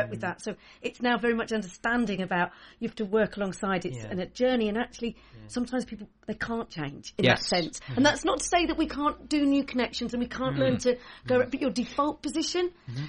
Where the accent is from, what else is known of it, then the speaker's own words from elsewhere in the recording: Essex, East of England, United Kingdom; moved away as an adult; also born or lived in London; now in North East England, United Kingdom; I'm from Essex.